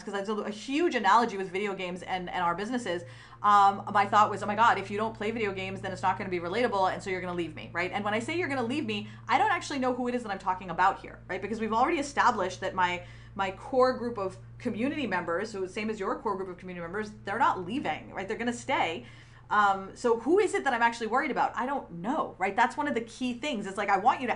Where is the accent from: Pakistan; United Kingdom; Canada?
Pakistan; moved away; from Pakistan, I'm biracial, and I grew up in a dictatorship